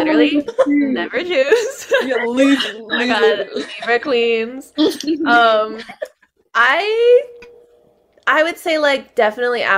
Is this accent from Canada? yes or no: yes; Toronto, Ontario, Canada; I'm from Canada, as you mentioned, Toronto